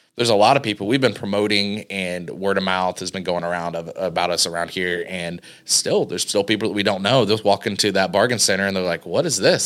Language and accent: English; Cambridge City, Indiana, United States; also born or lived in Dublin, Indiana; I'm from Cambridge City, Indiana